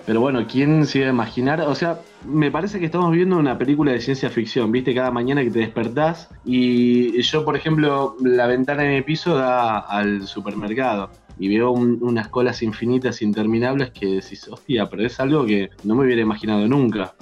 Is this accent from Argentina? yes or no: yes; Argentina; en mi país, en Argentina